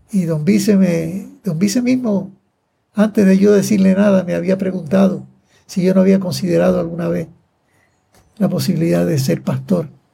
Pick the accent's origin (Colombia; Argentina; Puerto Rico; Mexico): Puerto Rico; Manatí; yo nací el 6 de abril de 1931, aquí en Manatí, en la cantera de Manatí